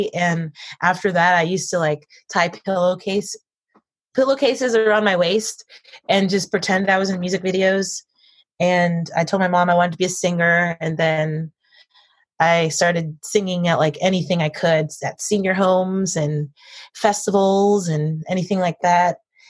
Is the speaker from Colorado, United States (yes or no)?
no; Paterson, New Jersey, United States; born there; also born or lived in Virginia; So I grew up, I was born in New Jersey, Patterson. Yep. First generation. My mother's side is from Dominican Republic.